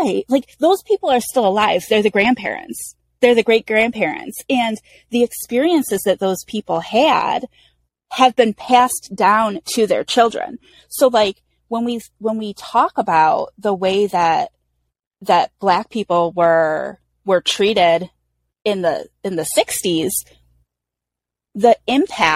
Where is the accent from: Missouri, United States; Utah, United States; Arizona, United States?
Arizona, United States; Phoenix; I'm also from Phoenix